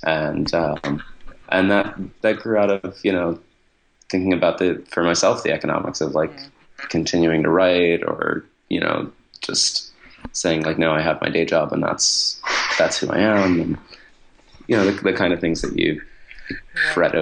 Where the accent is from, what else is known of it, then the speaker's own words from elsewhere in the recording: Buffalo, New York, United States; I grew up in Buffalo